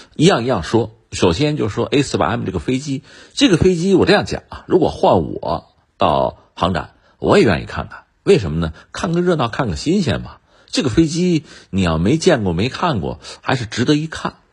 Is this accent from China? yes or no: yes; China; 作为一个中国人